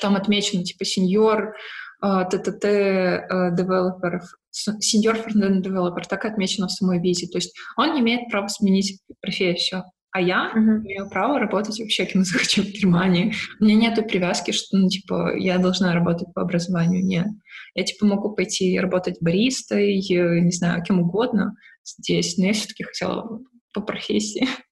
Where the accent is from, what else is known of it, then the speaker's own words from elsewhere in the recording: Odesa, Odesa Oblast, Ukraine; moved away as an adult; now in Berlin, Germany; я родом с Одессы